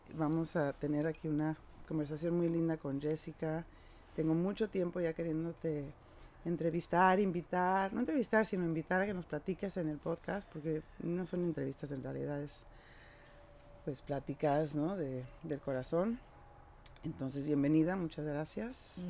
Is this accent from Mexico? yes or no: yes; Mexico; also born or lived in Tijuana; now in San Diego, United States; crecí, también soy de México